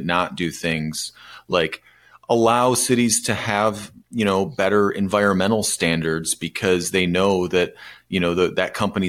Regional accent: Michigan, United States; my home state.

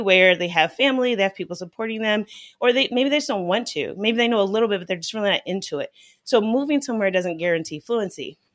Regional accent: United States; growing up in the United States

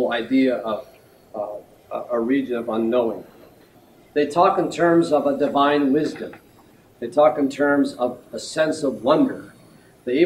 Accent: Youngstown, Ohio, United States; when I was a young boy growing up in Youngstown, Ohio

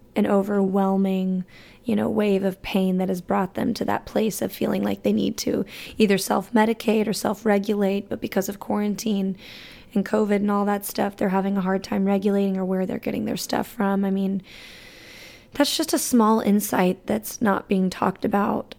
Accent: Alabama, United States; moved away; growing up in that state

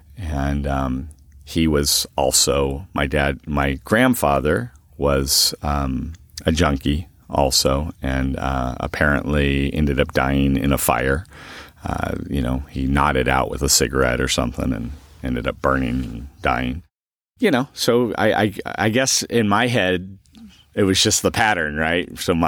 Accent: Huntington Beach, California, United States; I am originally from Huntington Beach, California. I grew up as an only child with pretty much a single mom.

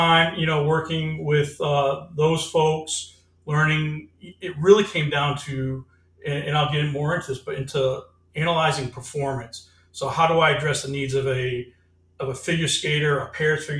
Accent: Rhode Island, United States; I'm from Rhode Island and New England area, so hockey's our big thing here

